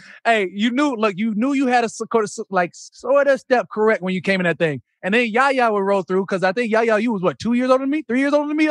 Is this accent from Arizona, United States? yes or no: yes; Arizona, United States; moved away; I'm coming from Arizona